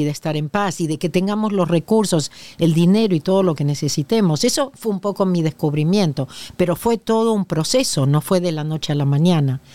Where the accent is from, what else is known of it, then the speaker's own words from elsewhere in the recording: Argentina; moved away as an adult; now in Los Angeles, United States; nací en la Argentina desde 1983 que vivo en Los Ángeles. En Argentina tengo dos títulos